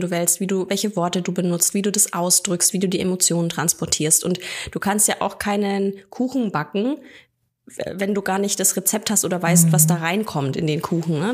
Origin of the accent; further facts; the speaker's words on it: near Nuremberg, Bavaria, Germany; ich bin aus der Nähe von Nürnberg